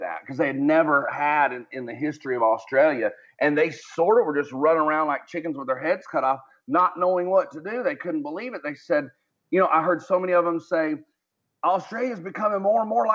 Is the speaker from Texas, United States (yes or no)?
yes; Texas, United States; moved away as an adult; also born or lived in Philippines; where I grew up in the United States, especially Texas, the South, the Deep South or the Dirty South